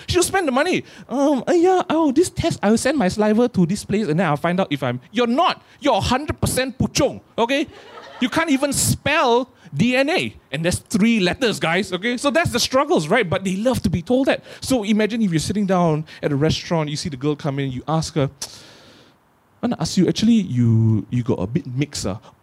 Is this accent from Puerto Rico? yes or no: no; Malaysia; I grew up in Malaysia